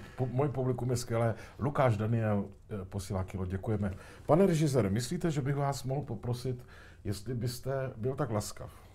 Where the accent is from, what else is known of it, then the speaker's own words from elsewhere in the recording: Tišnov, South Moravian Region, Czechia; u nás v Tišnově